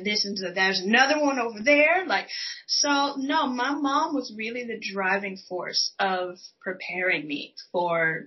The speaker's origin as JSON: {"language": "English", "town": "Houston", "region": "Texas", "country": "United States", "tie": "born or raised there", "moved": "yes", "said": "I'm from Texas, born and raised"}